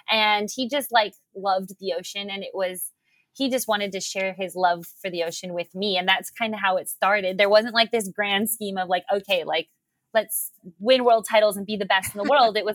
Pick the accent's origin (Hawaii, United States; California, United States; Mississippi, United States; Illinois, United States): Hawaii, United States; Honolulu; five years old here on in Honolulu on the South Shore of Oahu at Waikiki Beach with my dad.